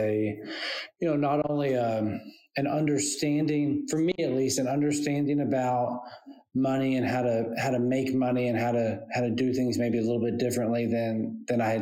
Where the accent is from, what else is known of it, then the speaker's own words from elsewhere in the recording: Western North Carolina, United States; now in Summerville, United States; I grew up in Western North Carolina